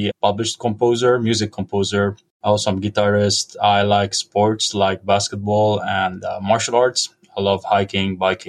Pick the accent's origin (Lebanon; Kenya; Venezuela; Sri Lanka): Lebanon; moved away as an adult; also born or lived in Indiana, United States; now in Madison, United States; I was born and raised in Lebanon. I did my undergrad and med school at the American University of Beirut. Then I moved to the U.S. to Indiana University to complete my 3 years of internal medicine.